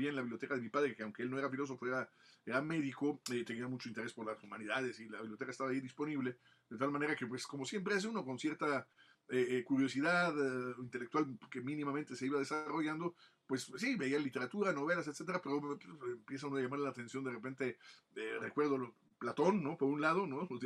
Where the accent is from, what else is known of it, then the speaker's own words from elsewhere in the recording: Michoacán, Mexico; also born or lived in Mexico City / Italy; si alguien me preguntara de dónde soy, realmente me siento más michoacano, ¿no? Por los años que llevo aquí en Michoacán, cuando me regresé de Italia, después de que mis padres salieron de la Ciudad de México, eh, pues regresamos a, nos vinimos a Michoacán